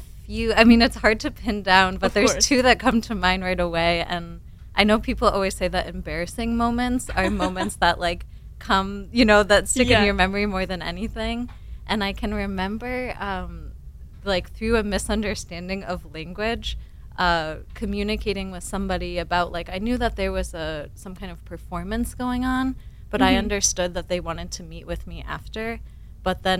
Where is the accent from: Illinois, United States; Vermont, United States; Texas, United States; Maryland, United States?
Vermont, United States; moved away; I grew up, you know, I grew up in Vermont.